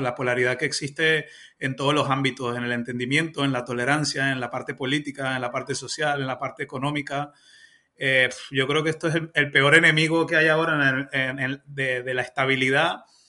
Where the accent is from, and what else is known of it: Venezuela; now in Spain